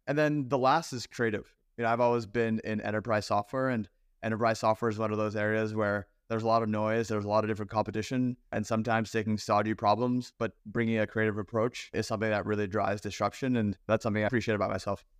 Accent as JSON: {"language": "English", "town": "Baltimore", "region": "Maryland", "country": "United States", "tie": "born or raised there", "said": "I grew up in Baltimore"}